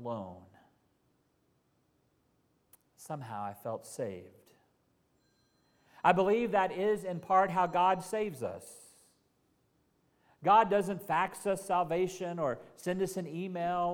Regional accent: Carnegie, Oklahoma, United States; moved away; First Baptist Church in my hometown in Carnegie, Oklahoma

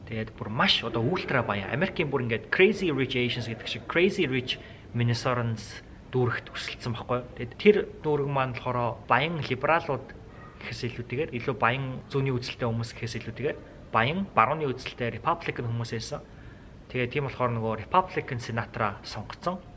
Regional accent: Mongolia; moved away as an adult; now in United States; би монгол хүн

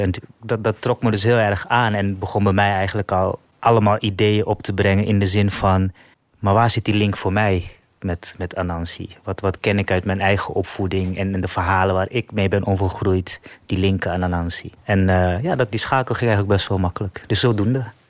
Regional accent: Netherlands; also born or lived in Suriname; Ik ben hier in Nederland opgegroeid, sinds mijn derde.

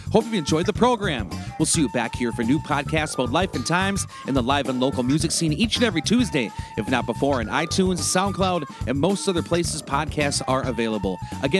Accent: Turtle Lake, Wisconsin, United States; I'm originally from Turtle Lake, Wisconsin.

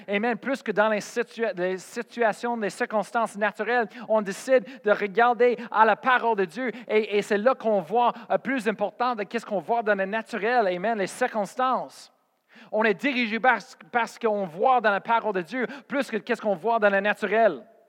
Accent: Colorado, United States; moved away as an adult; also born or lived in Oklahoma / Spain; j'ai parti de chez moi au Colorado et j'ai parti en Oklahoma

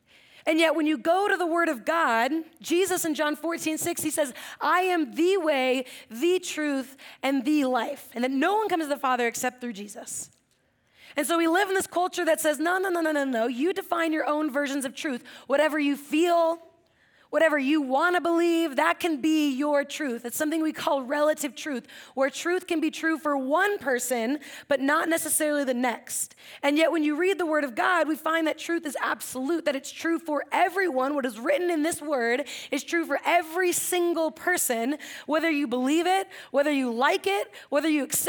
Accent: Atascadero, California, United States; For those of you over here, I think you know I grew up in Atascadero. Yeah, do you guys know Atascadero?

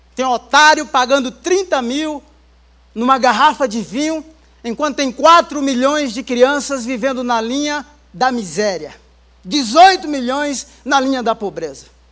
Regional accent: Baía Formosa, Rio Grande do Norte, Brazil; now in São Paulo, Brazil; minha infância, lá em Bahia Formosa, uma das praias mais lindas do Rio Grande do Norte. Eu já estava aqui em São Paulo

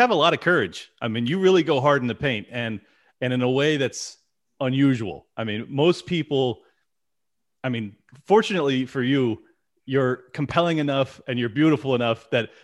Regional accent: San Diego, California, United States; I'm born and raised in San Diego.

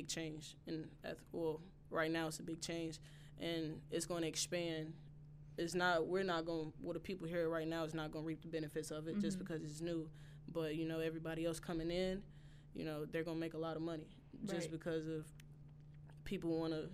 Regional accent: Mississippi, United States; I'm from Mississippi. Mm-hmm. I'm from a small town.

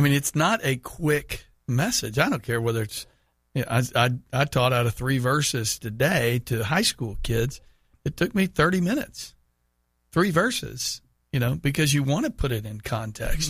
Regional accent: Houston, Texas, United States; moved away; went back to my hometown of Houston

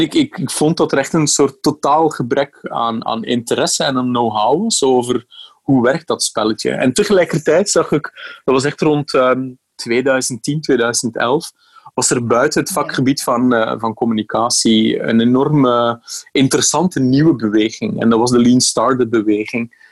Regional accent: Bruges, Flanders, Belgium; now in Amsterdam, Netherlands; Mijn, mijn accent verraadt iets anders. Hè. Ik eh, ben opgegroeid in de buurt van Brugge in België.

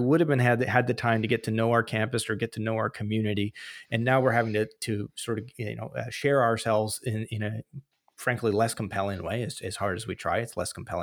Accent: British Columbia, Canada; I'm from British Columbia

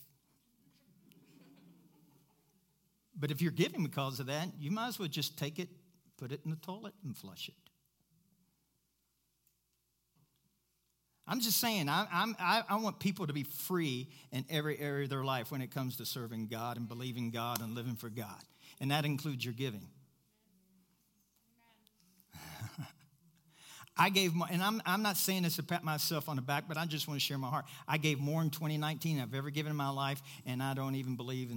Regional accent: Kentucky, United States; I'm from Kentucky.

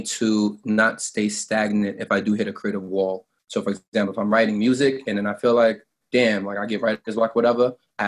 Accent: New York City, New York, United States; I'm from the hood. Yeah, I'm from Southside Jamaica, Queens

